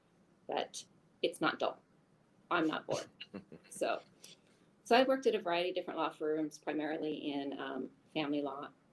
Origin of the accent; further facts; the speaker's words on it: Eastern Washington State, United States; also born or lived in Tacoma, Washington / Seattle, Washington; I was born and raised in Washington State, though I grew up on the east side of the mountains versus the west side of the mountains